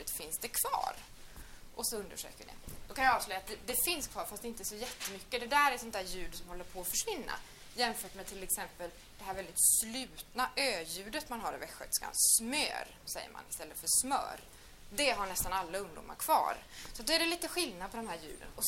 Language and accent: Swedish; Gothenburg, Västra Götaland, Sweden; accent: Gothenburg dialect; Då hör ni att jag är från Göteborg, eller hur?